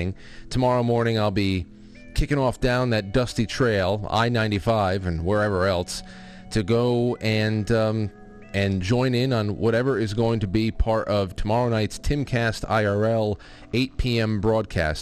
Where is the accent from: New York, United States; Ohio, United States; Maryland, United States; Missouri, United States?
New York, United States; my home state of New York